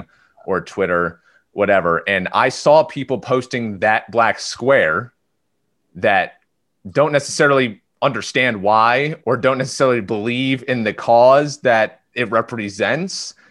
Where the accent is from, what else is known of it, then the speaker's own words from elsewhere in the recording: Clifton Park, New York, United States; moved away; I'm from Clifton Park